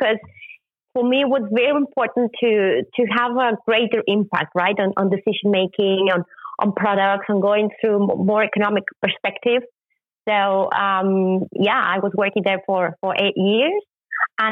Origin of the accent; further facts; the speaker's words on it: Mexico; moved away as an adult; now in Germany; I was born in Mexico, but I've been living in Germany since 2004, so it's almost 19 years living on this side of the ocean.